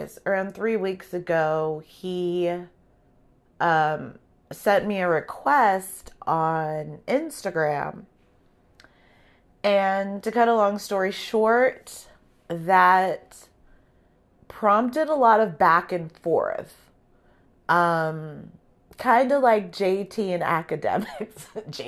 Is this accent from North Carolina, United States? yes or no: no; California, United States; people assume that I'm at the beach surfing every day because I'm from Southern California.